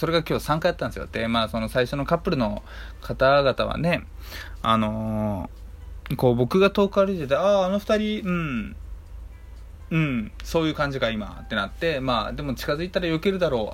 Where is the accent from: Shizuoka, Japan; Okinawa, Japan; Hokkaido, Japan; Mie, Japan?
Hokkaido, Japan; moved away; 僕あの出身が北海道